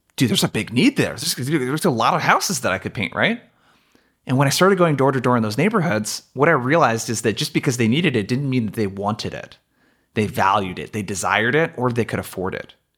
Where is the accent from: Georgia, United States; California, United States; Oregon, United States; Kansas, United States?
Oregon, United States; Brookings; I traveled two and a half hours home from college to my hometown of Brookings, Oregon